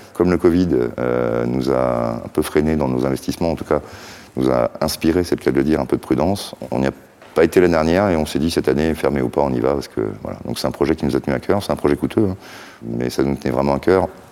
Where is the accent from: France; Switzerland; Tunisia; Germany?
France; Brest, Brittany; on en avait chez nous à Brest